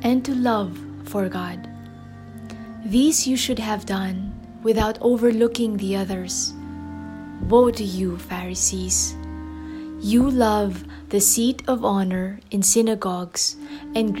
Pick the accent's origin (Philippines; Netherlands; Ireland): Philippines; Metro Manila; I am from the Philippines, from Metro Manila.